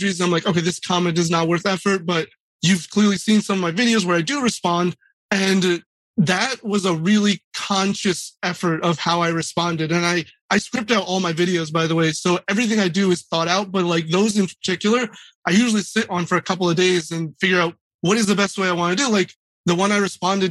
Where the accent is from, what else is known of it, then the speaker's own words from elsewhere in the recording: United States; I was born here